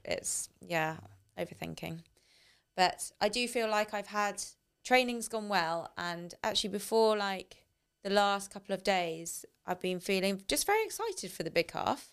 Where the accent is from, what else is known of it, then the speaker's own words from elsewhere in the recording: United Kingdom; as a British